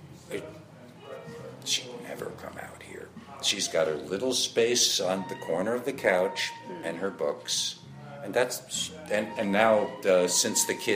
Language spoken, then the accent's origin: English; Monticello, New York, United States; moved away as an adult; also born or lived in Brooklyn, New York; now in Truth or Consequences, United States; Originally the Catskills, upstate New York, 90 miles out of New York City